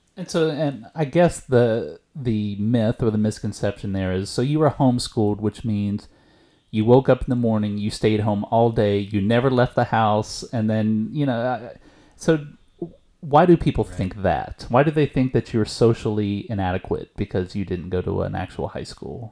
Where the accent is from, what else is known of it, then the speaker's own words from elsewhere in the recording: East Texas, United States; moved away; I went to a very rural East Texas high school